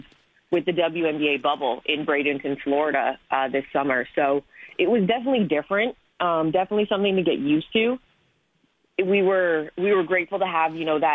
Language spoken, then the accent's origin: English; Canada; moved away; Growing up in Canada, there weren't women who looked like me